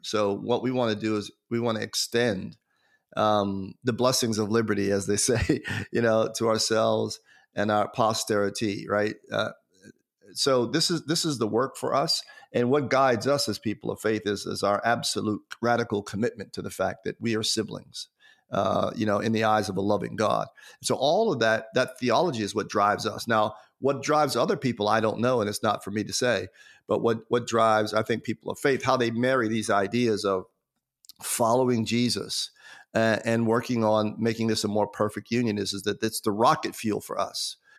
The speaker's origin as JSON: {"language": "English", "country": "United States", "said": "as an American citizen. So even though, even though I'm an African American, uh, because I live in America"}